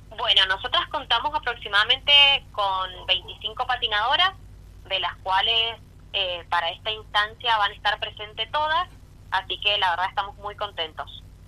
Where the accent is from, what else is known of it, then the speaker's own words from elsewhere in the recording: eastern Mendoza, Argentina; Yo como soy del este de Mendoza, mi característica es 2634